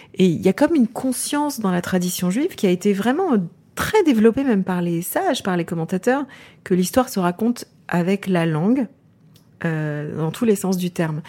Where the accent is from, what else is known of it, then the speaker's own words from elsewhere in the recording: Champagne, Grand Est, France; j'ai grandi euh, en Champagne, dans la région champenoise